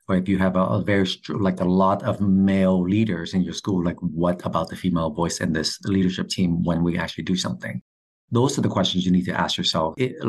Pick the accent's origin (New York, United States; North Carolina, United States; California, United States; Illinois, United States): California, United States; I'm from California.